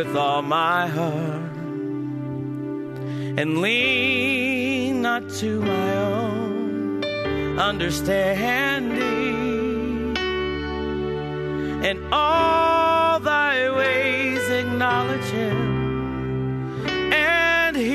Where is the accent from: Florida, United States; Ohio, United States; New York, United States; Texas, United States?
Ohio, United States; I grew up in Ohio